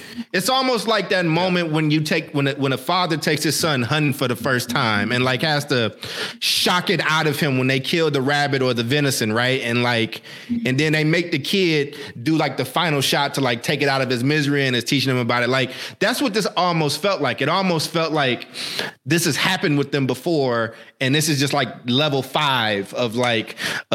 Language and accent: English; Kentucky, United States; growing up in Kentucky with my granny